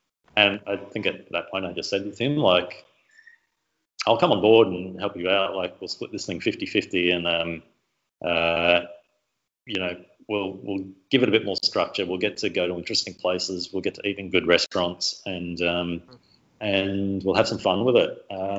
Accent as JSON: {"language": "English", "town": "Melbourne", "region": "Victoria", "country": "Australia", "said": "Right from Melbourne, so."}